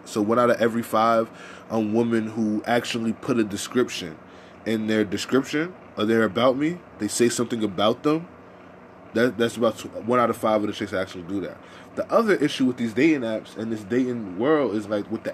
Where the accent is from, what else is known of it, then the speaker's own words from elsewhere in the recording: New York City, New York, United States; accent: New York; I'm from Harlem. I have the New York accent.